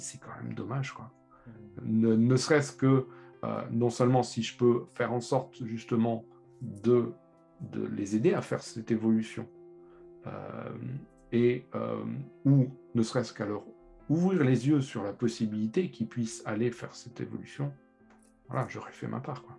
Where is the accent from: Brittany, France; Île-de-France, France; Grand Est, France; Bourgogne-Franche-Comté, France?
Grand Est, France; Lorraine; je suis lorrain